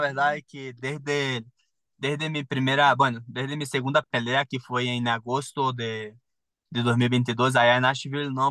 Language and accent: Spanish; Manaus, Amazonas, Brazil; Spanish is a second language; moved away as an adult; also born or lived in São Paulo, Brazil / Playa del Carmen, Mexico / Puebla, Mexico; now in Mexico; me fui de Manaus, me fui a São Paulo